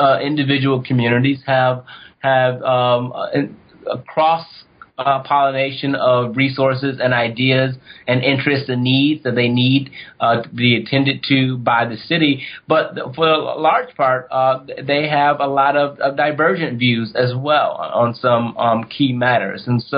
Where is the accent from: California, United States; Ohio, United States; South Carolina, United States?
Ohio, United States; I'm from Ohio